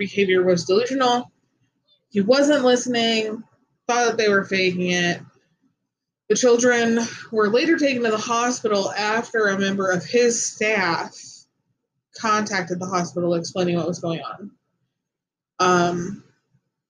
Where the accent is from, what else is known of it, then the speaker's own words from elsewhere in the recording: Gary, Indiana, United States; Growing up in Gary, Indiana wasn't easy. We lived on Ohio Street in East Glen Park